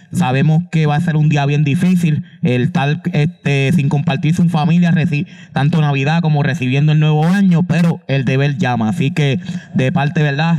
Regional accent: Comerío, Puerto Rico; en la estación de bomberos de mi pueblo Comerío

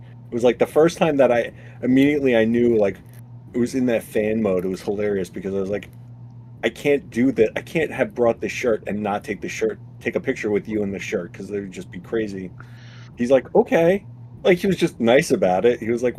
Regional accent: New York, United States; I was like, I'm from New York.

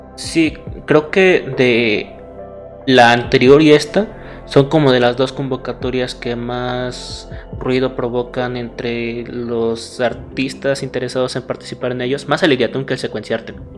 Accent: Puebla, Mexico; also born or lived in Morelos; nací en Morelos, pero toda mi vida ha sido en Puebla.

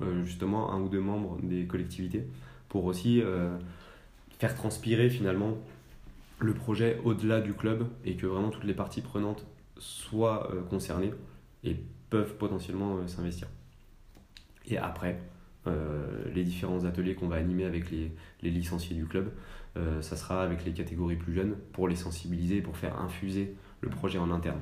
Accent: Annecy, Auvergne-Rhône-Alpes, France; je suis originaire d'Annecy, donc je suis vraiment un, un local.

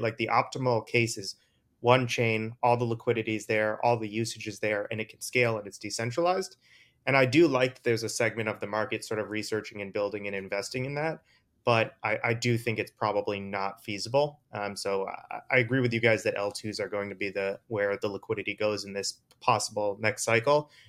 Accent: East Coast, United States; I'm from the East Coast

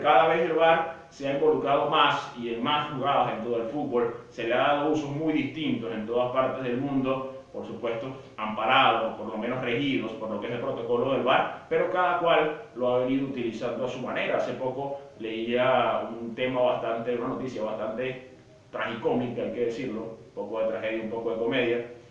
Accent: Venezuela; como venezolano

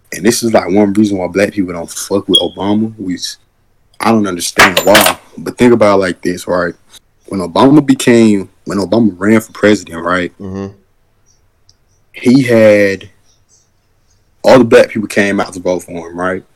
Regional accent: United States; also born or lived in Georgia

